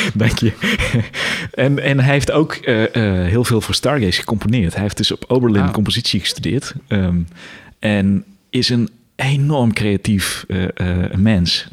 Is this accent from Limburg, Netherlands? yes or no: yes; Weert, Limburg, Netherlands; also born or lived in Tilburg; ik kom uit Limburg, kom uit Weert